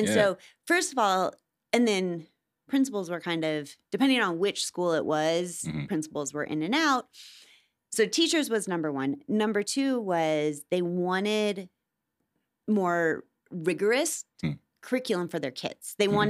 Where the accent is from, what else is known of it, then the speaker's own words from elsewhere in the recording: Midwest, United States; And so once again, I'm from the Midwest.